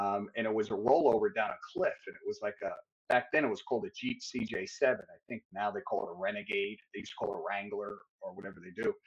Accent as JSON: {"language": "English", "town": "Peekskill", "region": "New York", "country": "United States", "tie": "born or raised there", "said": "I'm from New York. I grew up in, started my life and growing up in Peekskill"}